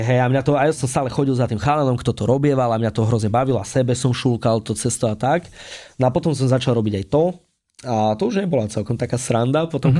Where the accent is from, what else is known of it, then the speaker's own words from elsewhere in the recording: Spišská Nová Ves, Košice Region, Slovakia; ja pochádzam zo Spiskej Novej Vsi